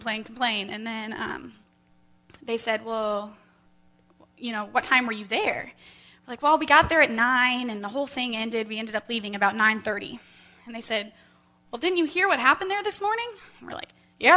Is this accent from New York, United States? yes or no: no; Carmel, Indiana, United States